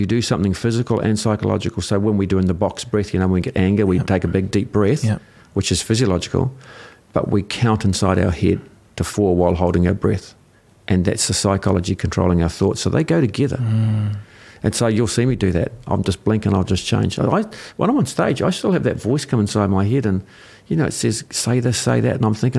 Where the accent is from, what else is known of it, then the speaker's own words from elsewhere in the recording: New Zealand; I'm a New Zealander. I'm a Kiwi.